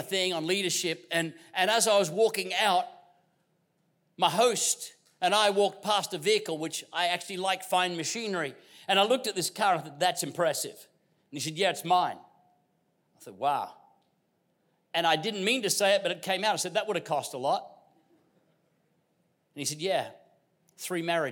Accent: Queensland, Australia; I'm from Queensland. We put the emphasis on the first syllable

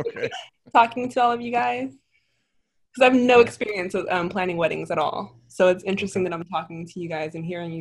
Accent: Southern California, United States; I'm from Southern California.

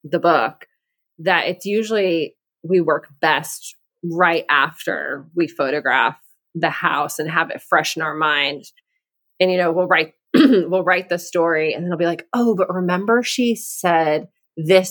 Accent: Mexico; moved away; I grew up in Mexico.

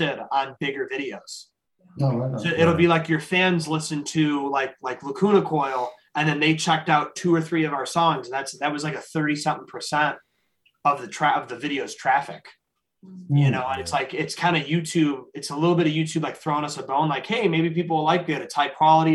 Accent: Chicago, Illinois, United States; we are in the Chicagoland area in Illinois.

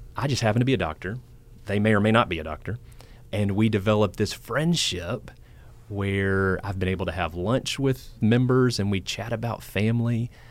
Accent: Franklin, Tennessee, United States; I am from Nashville, um, Franklin to be specific

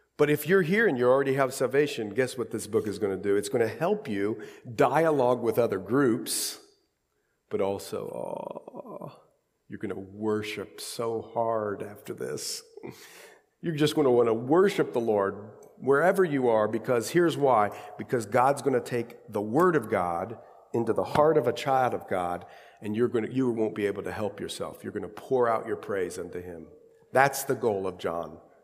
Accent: Ohio, United States; accent: Ohio; my Ohio accent

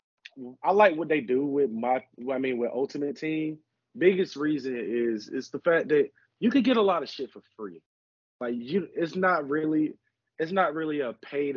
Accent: Goldsboro, North Carolina, United States; we grew up in Goldsboro, North Carolina

